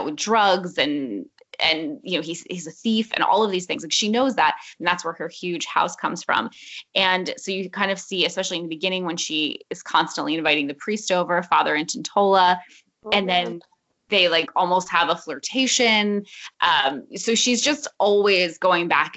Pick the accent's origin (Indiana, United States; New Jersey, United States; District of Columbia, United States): New Jersey, United States; we are from New Jersey